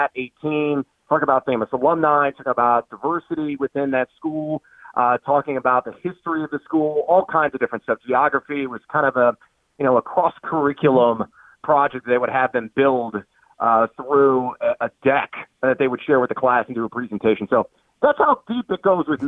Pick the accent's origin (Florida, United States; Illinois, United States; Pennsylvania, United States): Illinois, United States; Champaign; living and growing up in Champaign